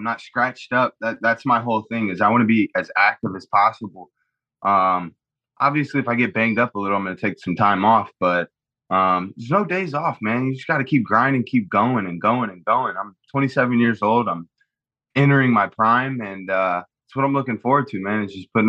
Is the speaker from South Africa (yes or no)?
no; Mumbai, Maharashtra, India; Drip. I'm from Bombay.